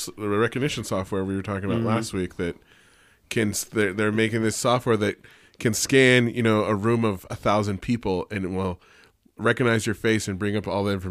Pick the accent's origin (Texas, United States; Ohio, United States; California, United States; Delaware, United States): California, United States; And I grew up in the Bay Area, so, like, in the 80s